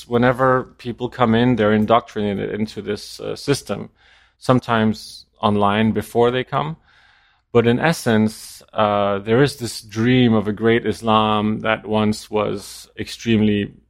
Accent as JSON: {"language": "English", "country": "France", "tie": "born or raised there", "also_born_or_lived": "Denmark", "said": "So I grew up in France. {S4} Oh, really? {S5} Because when I was four, we moved to France, where my parents worked as foreign correspondents."}